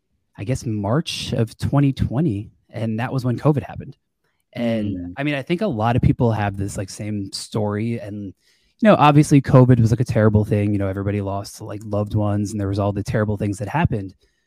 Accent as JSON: {"language": "English", "town": "Long Island", "region": "New York", "country": "United States", "tie": "born or raised there", "lives_now": "Florida, United States", "said": "so for about me, you know … I live in Florida, like you said, but I'm actually from Long Island, New York. Born and raised in New York, went to school upstate New York."}